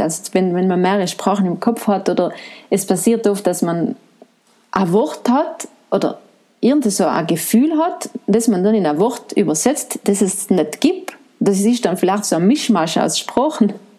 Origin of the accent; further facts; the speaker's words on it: Ortisei, Trentino-Alto Adige, Italy; also born or lived in Bolzano / Florence; ich bin eine Ladinerin. Ich bin aus St. Ulrich im Grödnertal